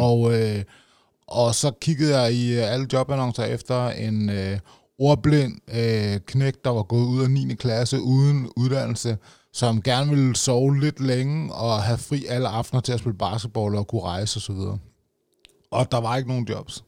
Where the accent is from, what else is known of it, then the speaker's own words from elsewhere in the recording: Roskilde, Zealand, Denmark; jeg stammer fra, jeg kan også godt høre det, i Roskilde.